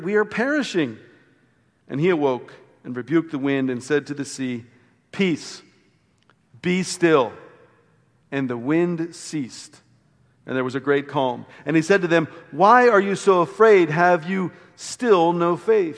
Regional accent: Maryland, United States; growing up on the Chesapeake Bay

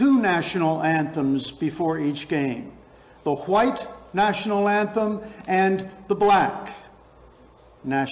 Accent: Clifton, New Jersey, United States; my hometown up in Clifton in North Jersey

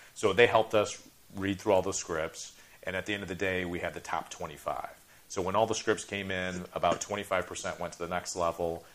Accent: Chicago, Illinois, United States; grew up in Chicago

